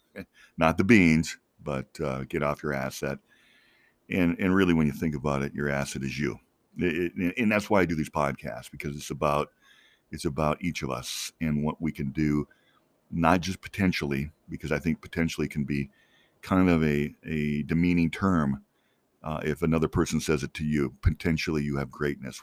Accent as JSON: {"language": "English", "region": "Minnesota", "country": "United States", "tie": "born or raised there", "also_born_or_lived": "Colorado", "moved": "as an adult", "lives_now": "Phoenix, United States", "said": "I grew up in Minnesota, but basically I grew up there first grade through college"}